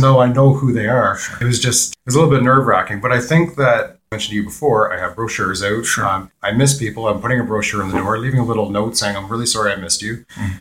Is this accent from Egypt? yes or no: no; Peterborough, Ontario, Canada; I was born and raised in Peterborough.